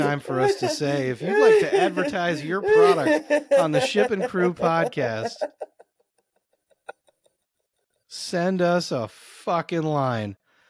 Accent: Rockford, Illinois, United States; also born or lived in Iowa; I'm from Rockford.

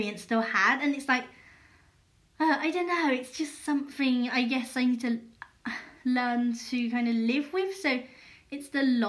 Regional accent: England, United Kingdom; also born or lived in Yongzhou, Hunan, China; I'm British and I grew up in England and culturally I'm British

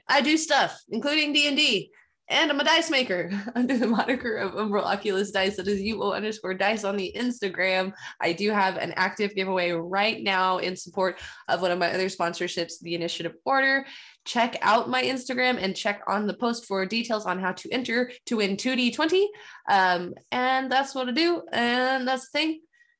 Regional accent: Scotland, United Kingdom; Everyone's Irish on St. Paddy's Day, except for the Scottish. We're still Scottish.

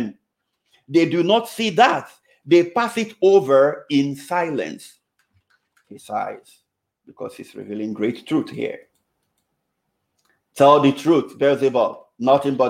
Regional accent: Nigeria; moved away; I was still in the Novus Ordo Parish way back in my home country, Nigeria. I was just about 8 years then

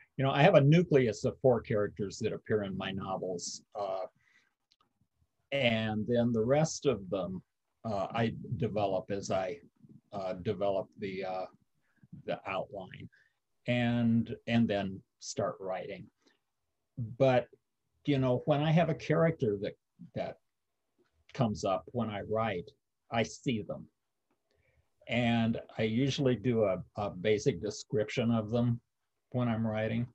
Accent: Marathon, Iowa, United States; Marathon, Iowa is my hometown. Little town in northwest Iowa

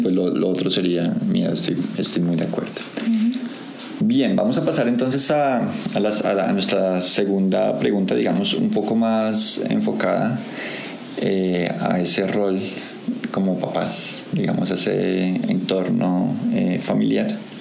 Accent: Colombia; colombiano, digamos nosotros, o como latinos también

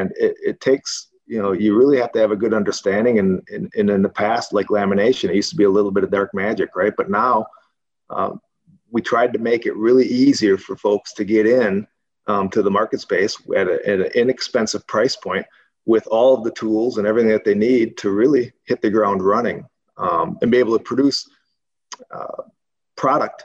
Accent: Wisconsin, United States; moved away as an adult; now in Arizona, United States; growing up in Wisconsin, as you guys know, that's where I grew up

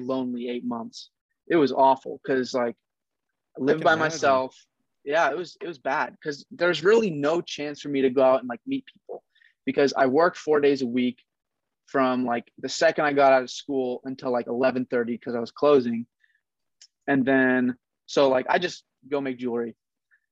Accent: Oregon, United States; also born or lived in Kent, Washington; Right now I'm in Oregon. I'm from Oregon. I'm like an hour away from Portland.

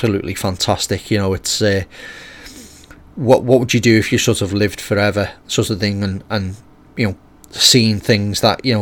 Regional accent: United Kingdom; being British myself

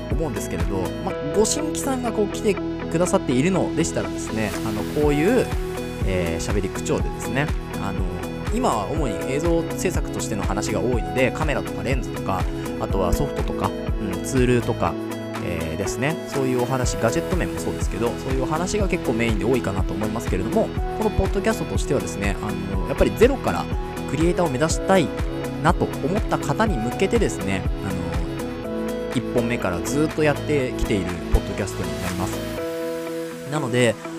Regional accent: Kanagawa, Japan; moved away; もともと神奈川県のですね、湘南生まれというところで、で今も湘南に戻ってきてですね

